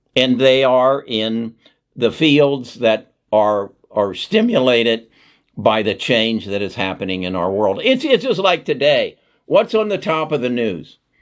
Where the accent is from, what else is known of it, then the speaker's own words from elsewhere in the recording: Indianapolis, Indiana, United States; I grew up in Indianapolis